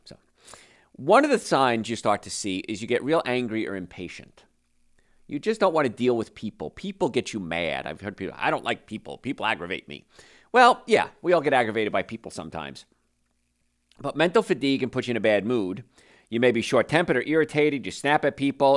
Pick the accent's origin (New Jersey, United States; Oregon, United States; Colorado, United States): New Jersey, United States; I grew up in New Jersey